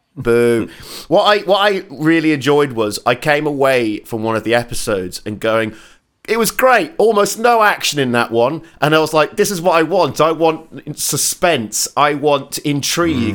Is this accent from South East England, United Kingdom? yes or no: yes; Portsmouth, South East England, United Kingdom; Portsmouth, which is my hometown